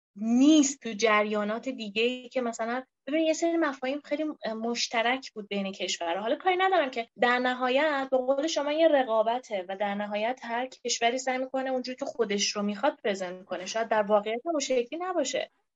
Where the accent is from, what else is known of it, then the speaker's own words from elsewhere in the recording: Iran; به عنوان یه ایرانی